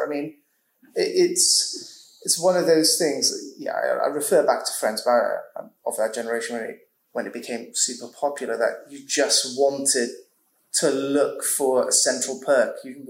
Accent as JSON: {"language": "English", "town": "Bristol", "region": "South West England", "country": "United Kingdom", "tie": "born or raised there", "said": "so I grew up in Bristol"}